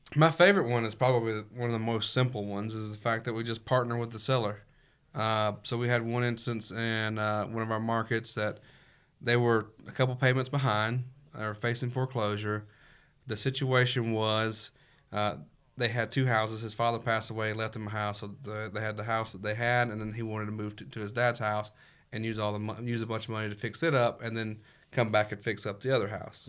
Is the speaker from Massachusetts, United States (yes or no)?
no; Mississippi, United States; originally from Mississippi